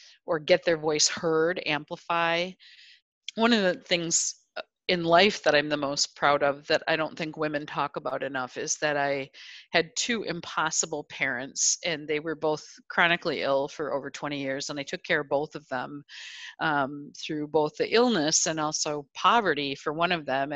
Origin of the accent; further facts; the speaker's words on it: Janesville, Wisconsin, United States; I grew up in the Rust Belt in a town called Janesville